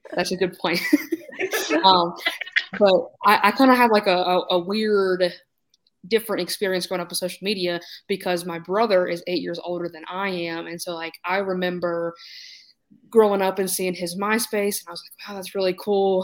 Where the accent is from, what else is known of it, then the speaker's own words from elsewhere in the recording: North Carolina, United States; I'm from North Carolina